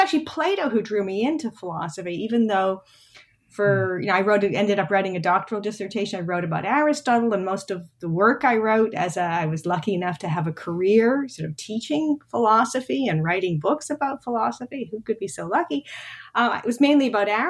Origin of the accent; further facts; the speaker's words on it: Montreal, Quebec, Canada; moved away as an adult; also born or lived in Toronto; now in United States; I'm from Montreal and in Quebec. After high school, you go to what's called Cégep.